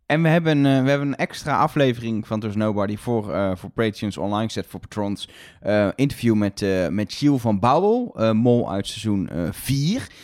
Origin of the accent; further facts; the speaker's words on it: Netherlands; wij als Nederlanders